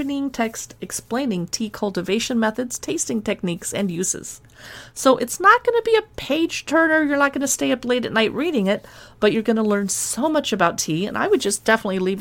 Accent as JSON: {"language": "English", "town": "San Diego", "region": "California", "country": "United States", "tie": "born or raised there", "said": "When I was a girl growing up in San Diego"}